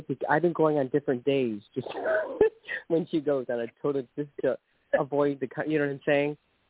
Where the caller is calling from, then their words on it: Ohio, United States; I'm calling from Ohio.